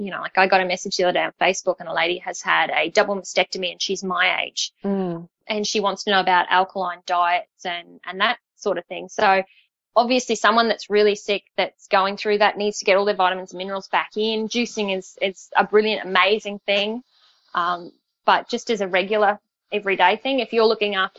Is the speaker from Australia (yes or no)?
yes; Queensland, Australia; moved away as an adult; now in Sydney, Australia; being a Queenslander